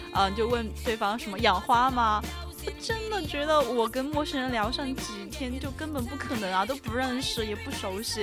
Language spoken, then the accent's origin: Chinese; Sichuan, China; accent: Sichuanese; 我们四川话